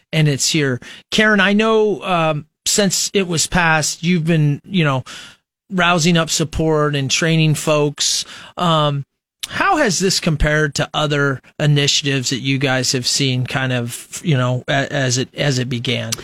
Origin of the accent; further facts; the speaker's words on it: Nebraska, United States; those of us who were born and raised in Nebraska